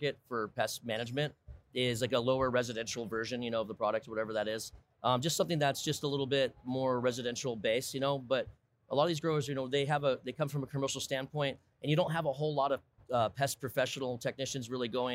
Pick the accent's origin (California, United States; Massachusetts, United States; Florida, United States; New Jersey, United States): California, United States; Sebastopol; I'm personally from Sebastopol, which is Sonoma County, California.